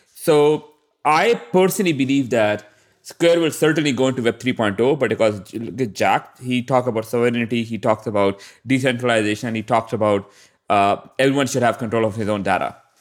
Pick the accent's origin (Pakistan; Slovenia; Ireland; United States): Pakistan; I'm from Pakistan